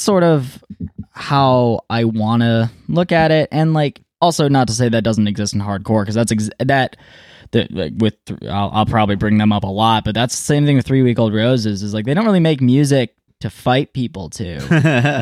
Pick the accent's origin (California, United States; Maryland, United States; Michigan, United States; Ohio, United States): Michigan, United States; Ypsilanti; also born or lived in Milan, Michigan; Ypsilanti, born and raised